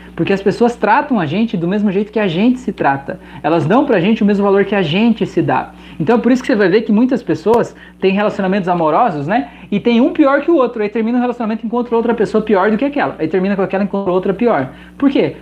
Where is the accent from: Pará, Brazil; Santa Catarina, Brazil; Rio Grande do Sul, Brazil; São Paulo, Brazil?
Santa Catarina, Brazil; sou de Santa Catarina